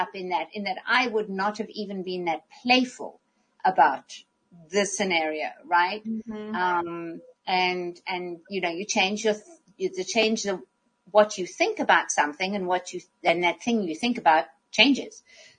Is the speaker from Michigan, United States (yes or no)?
no; Minnesota, United States; So I am a Minnesotan.